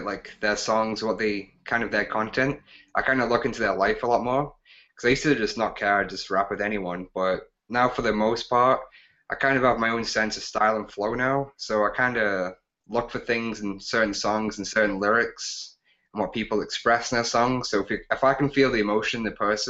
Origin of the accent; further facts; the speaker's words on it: England, United Kingdom; now in Alberta, Canada; growing up in England